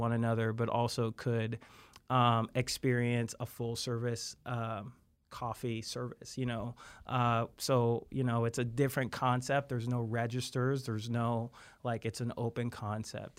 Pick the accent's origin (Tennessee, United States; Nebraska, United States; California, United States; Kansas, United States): Kansas, United States; Wamego; I was from Wamigo, Kansas, right outside of Manhattan